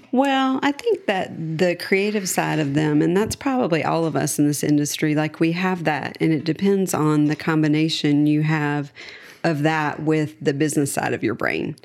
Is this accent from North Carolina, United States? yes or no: yes; Charlotte, North Carolina, United States; I was born and raised in Charlotte.